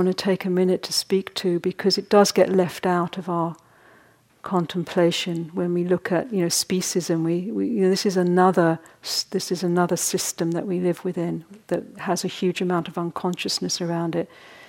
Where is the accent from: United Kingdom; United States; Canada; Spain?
United Kingdom; partly because I was in Britain a lot, but we don't really talk about we're all very repressed over there.